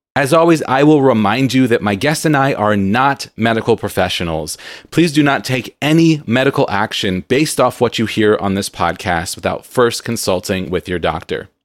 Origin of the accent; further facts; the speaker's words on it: California, United States; I'm from Calif-, I am a Valley girl from